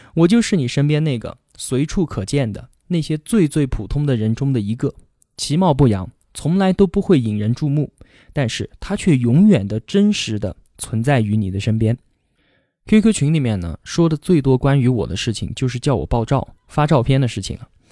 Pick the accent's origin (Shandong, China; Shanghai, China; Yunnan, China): Yunnan, China; Kunming; 我今年二十八，现在呢在云南昆明。这里是我土生土长的地方，不管是上学还是工作，从来都没有离开过这里。我从小学到初中，再到大学，都是在昆明读的